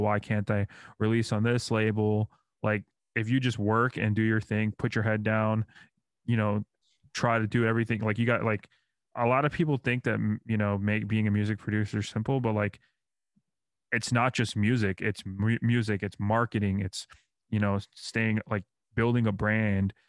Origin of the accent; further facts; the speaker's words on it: New York, United States; now in Orlando, United States; I'm from New York